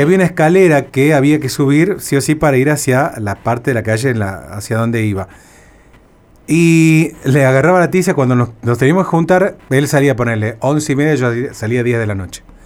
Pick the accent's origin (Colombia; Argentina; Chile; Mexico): Argentina; Cruz del Eje, Córdoba; moved away; yo me acuerdo cuando era niño, vivía en, en Cruz del Eje, en Córdoba interior de Argentina